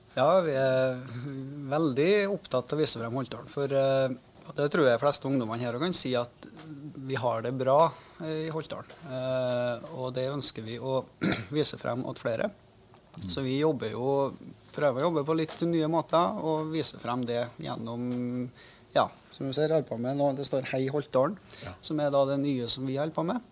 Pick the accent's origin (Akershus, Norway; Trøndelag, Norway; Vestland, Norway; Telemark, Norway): Trøndelag, Norway; Ålen; jeg vokste opp i Åren